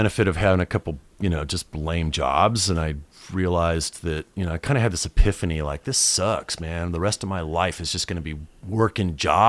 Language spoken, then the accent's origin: English; Chula Vista, California, United States; And I grew up in Chula Vista.